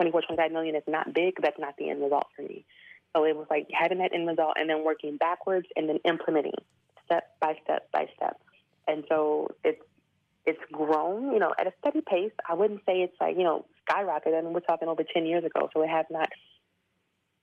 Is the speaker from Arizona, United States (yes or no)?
no; Houston, Texas, United States; moved away as an adult; also born or lived in Chiang Mai, Thailand; I'm from Houston, Texas